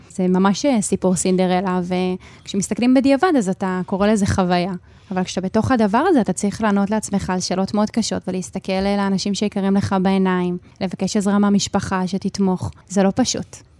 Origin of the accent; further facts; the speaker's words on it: Hadera, Haifa District, Israel; גם אני וגם חברות שלי, שגדלנו ביחד בחדרה